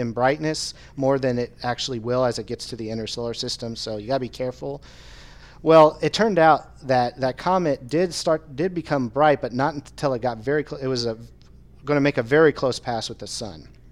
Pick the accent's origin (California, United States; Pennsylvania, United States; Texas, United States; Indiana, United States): Indiana, United States; growing up in Indiana